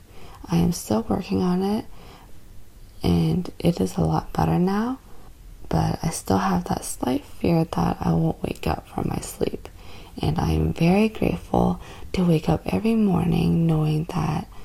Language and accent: English; Canada; I am Canadian, born and raised in Canada